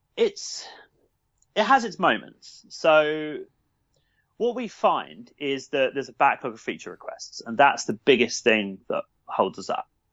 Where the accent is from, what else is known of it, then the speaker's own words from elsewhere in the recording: Brighton, South East England, United Kingdom; from Brighton, born and, born and raised in Brighton